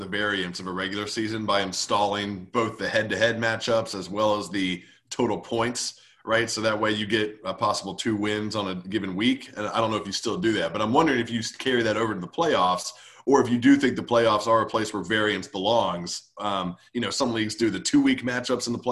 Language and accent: English; Nashville, Tennessee, United States; I'm from Nashville